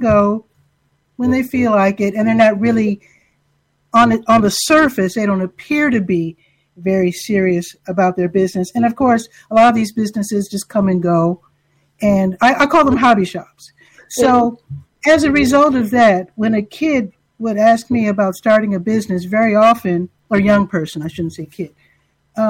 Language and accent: English; Chicago, Illinois, United States; moved away as an adult; now in Durham, United States; I grew up in Chicago